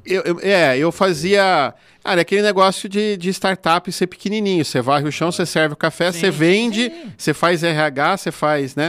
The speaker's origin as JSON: {"language": "Portuguese", "country": "Brazil"}